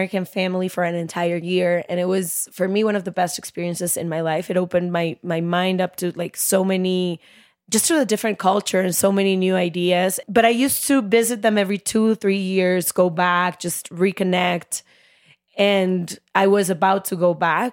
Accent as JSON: {"language": "English", "town": "Guadalajara", "region": "Jalisco", "country": "Mexico", "tie": "born or raised there", "moved": "as an adult", "lives_now": "United States", "said": "we sort of like grew up in the same city"}